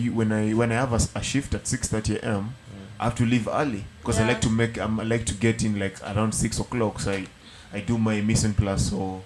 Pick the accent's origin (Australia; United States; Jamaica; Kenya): Kenya; Homa Bay, Homa Bay County; moved away; when I'm growing up in Homa Bay, I'm going to school at 7 o'clock.